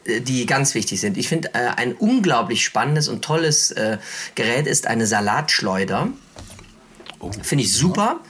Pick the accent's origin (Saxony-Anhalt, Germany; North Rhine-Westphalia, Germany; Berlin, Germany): North Rhine-Westphalia, Germany; Cologne; als Kölner